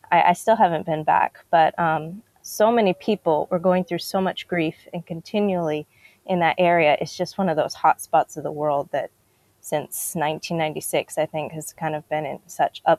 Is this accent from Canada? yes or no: no; DR Congo; I grew up in Congo, the Democratic Republic of Congo